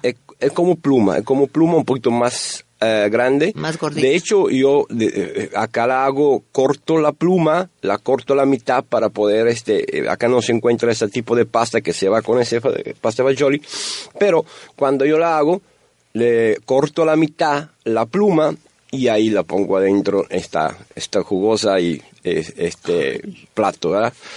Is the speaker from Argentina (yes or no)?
no; Italy; Spanish is a second language; moved away as an adult; now in Monterrey, Mexico; nosotros, italianos y también eh, mexicanos, somos latinos